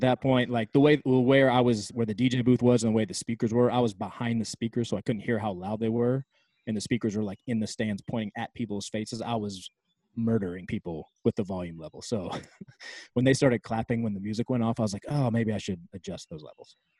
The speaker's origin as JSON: {"language": "English", "area": "right outside Washington D.C.", "region": "Virginia", "country": "United States", "tie": "born or raised there", "moved": "as an adult", "lives_now": "California, United States", "said": "I grew up in Virginia, right outside Washington D.C., and moved to California I think I turned 20 like a week later"}